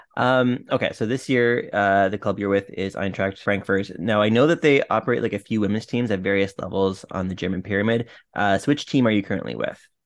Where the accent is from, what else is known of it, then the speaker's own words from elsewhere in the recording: Ottawa, Ontario, Canada; I was, like, a Stittsville kid